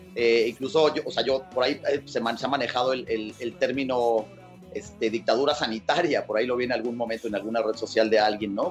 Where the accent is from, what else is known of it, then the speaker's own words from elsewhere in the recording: Cali, Valle del Cauca, Colombia; now in Mexico; yo nací, yo nací en Cali, Colombia